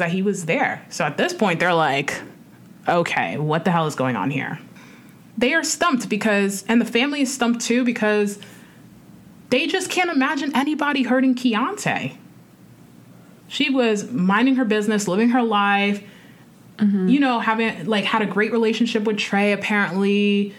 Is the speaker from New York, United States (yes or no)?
yes; New York, United States; I'm from New York